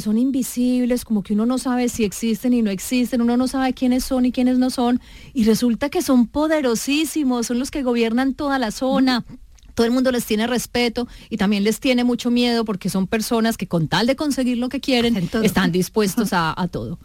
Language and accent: Spanish; Medellín, Antioquia, Colombia; yo también soy de Medellín